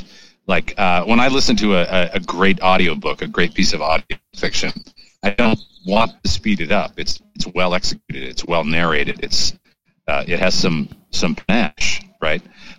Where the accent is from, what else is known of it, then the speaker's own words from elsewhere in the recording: Maine, United States; No, actually, I grew up in Maine. My father has a wicked Maine accent